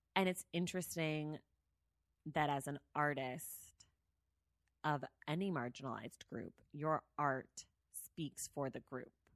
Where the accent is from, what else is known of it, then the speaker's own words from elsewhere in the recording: the Bay Area, California, United States; I'm from the Bay Area.